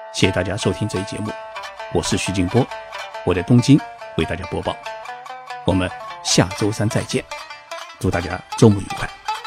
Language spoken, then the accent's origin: Chinese; China; now in Japan; 我也很想作为中国人的代表